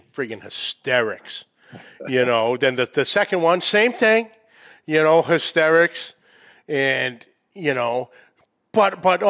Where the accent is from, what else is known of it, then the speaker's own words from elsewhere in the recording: New England, United States; a boy from New England